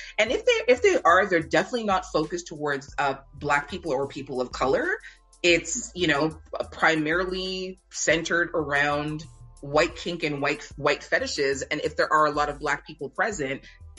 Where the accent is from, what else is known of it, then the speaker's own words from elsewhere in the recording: Toronto, Ontario, Canada; also born or lived in Jamaica; like me being Jamaican born and growing up in Toronto